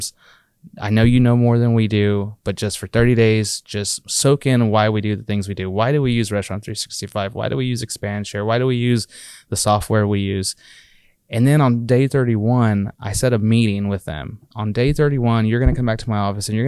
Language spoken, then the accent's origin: English; Texas, United States; we're from Texas originally, our founders, and a lot of us are.